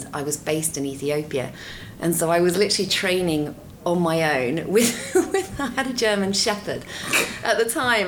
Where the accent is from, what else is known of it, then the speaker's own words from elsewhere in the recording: Dorset, South West England, United Kingdom; now in London, United Kingdom; I grew up in Dorset, very different to London.